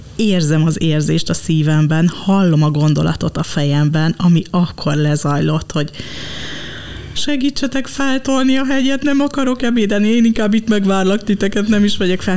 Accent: Dunaújváros, Fejér, Hungary; én Dunaújvárosi vagyok

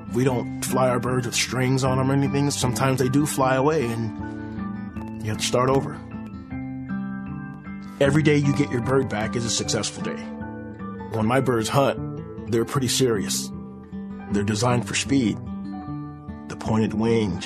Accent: Riverside, California, United States; I grew up in Riverside, California.

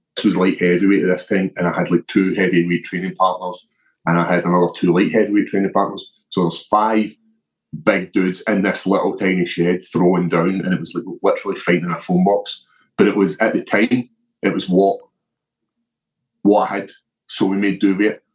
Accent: Scotland, United Kingdom; growing up in Scotland

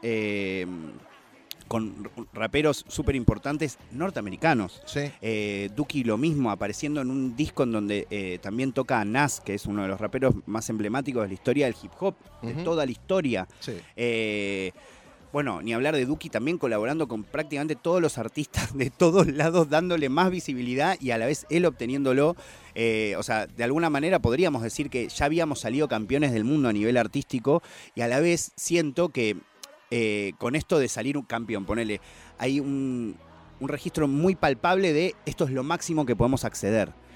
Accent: Argentina

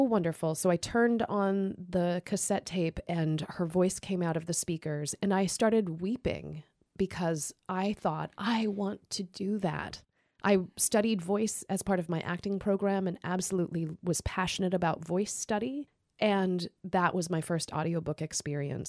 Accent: Idaho, United States; moved away as an adult; also born or lived in Seattle, Washington; I was driving home to Idaho

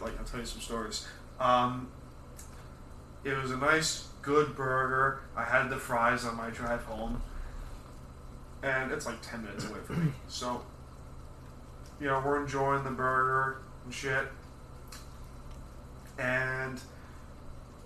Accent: Long Island, New York, United States; we're from Long Island

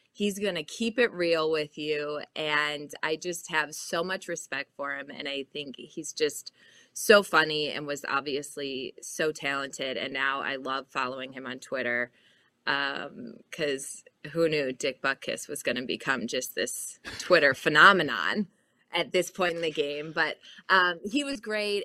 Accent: Chicago, Illinois, United States; my dad's from Minnesota, but I grew up in Chicago

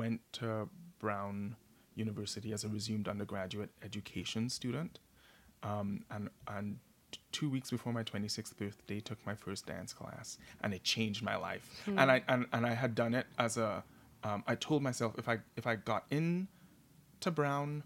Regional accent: Trinidad & Tobago; now in New York City, United States; a gay boy growing up in Trinidad and Tobago, or as a black man living in America

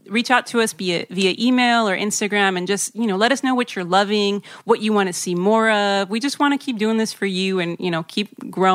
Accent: United States; also born or lived in Mexico; I'm from Mexico, but I grew up mostly here.

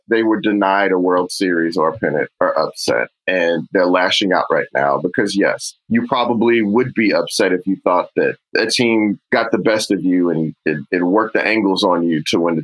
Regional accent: Houston, Texas, United States; I'm from Houston

